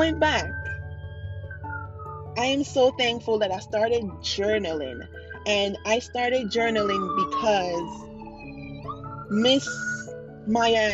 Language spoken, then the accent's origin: English; Jamaica; being a Jamaican child and having Jamaican parents and growing up in a Jamaican household